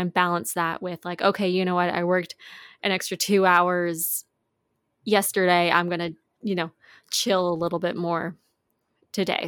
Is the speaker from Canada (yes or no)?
yes; Canada; we're from Canada